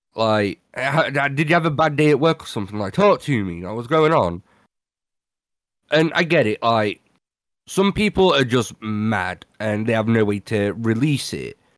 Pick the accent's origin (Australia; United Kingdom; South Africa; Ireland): United Kingdom; I'm British